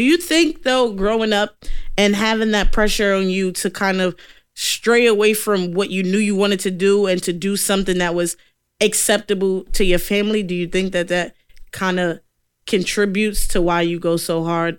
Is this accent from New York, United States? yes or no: yes; New York City, New York, United States; also born or lived in London; I'm from Brooklyn